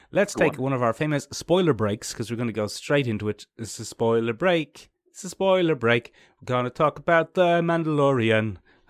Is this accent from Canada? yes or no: no; Ireland; Being Irish, it's Boba Fett.